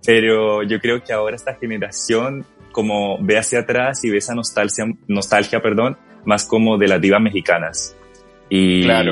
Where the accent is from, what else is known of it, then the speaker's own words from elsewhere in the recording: Colombia; moved away as an adult; now in Chile; quería que me reconocieran como colombiano